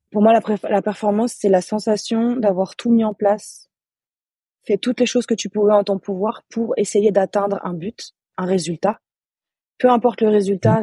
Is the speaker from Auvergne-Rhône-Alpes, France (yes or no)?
yes; Annecy, Auvergne-Rhône-Alpes, France; moved away; je suis originaire d'Annecy, en Haute-Savoie. Euh, j'ai commencé le basket là-bas, donc j'ai commencé je, en baby basket, j'avais 5 ans.